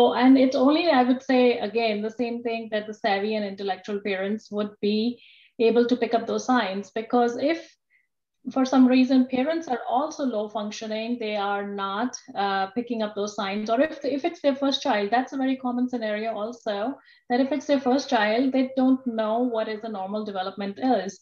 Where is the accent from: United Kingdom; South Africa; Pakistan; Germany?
Pakistan; moved away as an adult; also born or lived in Rhode Island, United States; now in Toledo, United States; I'm from Pakistan, and my original training was in Pakistan.